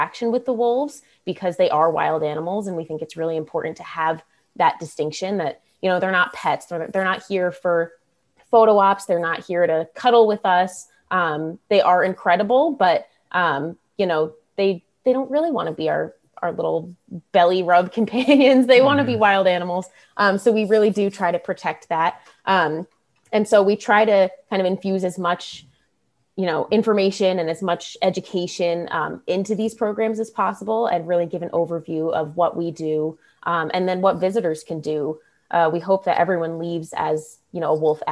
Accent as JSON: {"language": "English", "area": "Westchester County", "region": "north of New York City", "country": "United States", "tie": "born or raised there", "said": "So I'm in Westchester County"}